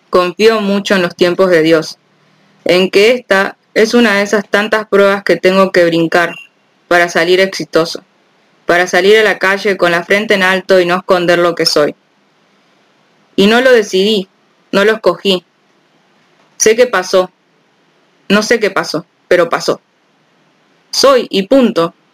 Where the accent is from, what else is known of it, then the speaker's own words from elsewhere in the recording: Pénjamo, Guanajuato, Mexico; born there; Tengo, tengo 26 años. Nací en Pénjamo, Guanajuato, México. Soy periodista y ya no quiero callar.